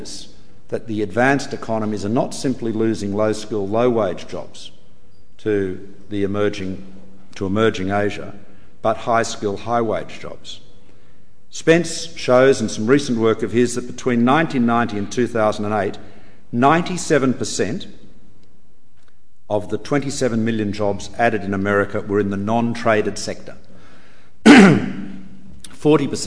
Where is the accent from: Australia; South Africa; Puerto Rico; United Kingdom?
Australia; the Australian people to stand up for our national sovereignty